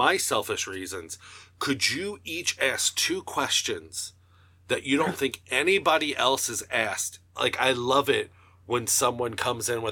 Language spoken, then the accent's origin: English; Northern Kentucky, United States; I'm a comedian from Northern Kentucky